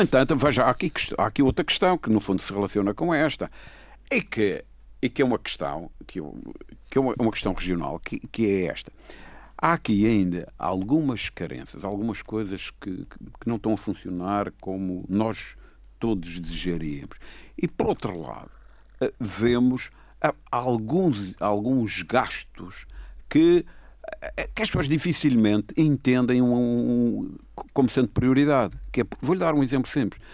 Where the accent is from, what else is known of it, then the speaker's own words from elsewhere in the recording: Madeira, Portugal; nós todos somos madeirenses